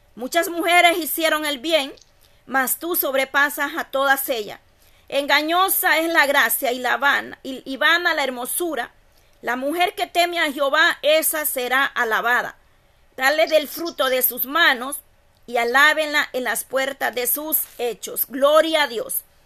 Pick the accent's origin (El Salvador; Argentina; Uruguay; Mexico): El Salvador; Yo soy del Salvador